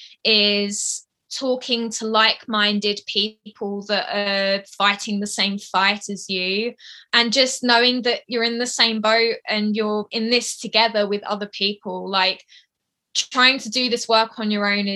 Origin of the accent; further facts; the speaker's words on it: Essex, East of England, United Kingdom; now in Yorkshire, United Kingdom; I'm from the south. I'm from Essex, but I'm living in the north, so Yorkshire